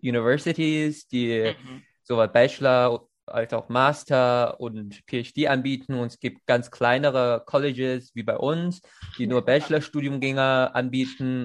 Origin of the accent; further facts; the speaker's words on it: China; German is a second language; moved away; als eine Chinese